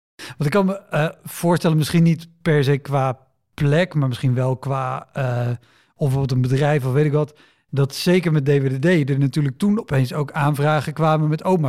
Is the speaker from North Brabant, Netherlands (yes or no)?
no; near Utrecht, Netherlands; ik kom uit de buurt van Utrecht